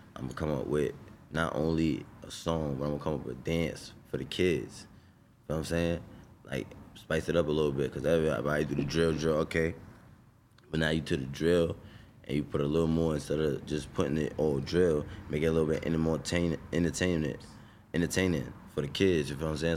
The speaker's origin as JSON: {"language": "English", "town": "New York City", "region": "New York", "country": "United States", "said": "I'm from Brownsville"}